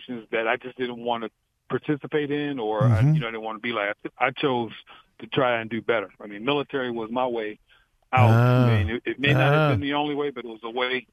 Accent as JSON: {"language": "English", "town": "Detroit", "region": "Michigan", "country": "United States", "moved": "yes", "lives_now": "Fort Meade, United States", "said": "I'm your buddy from Detroit"}